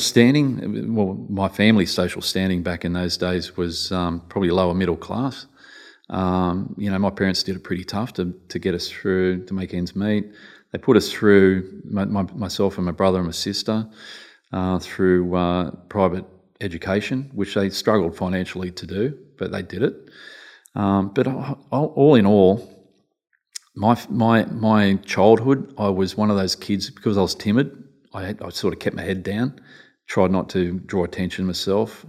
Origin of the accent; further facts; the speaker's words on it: Newcastle, New South Wales, Australia; I was brought up in Newcastle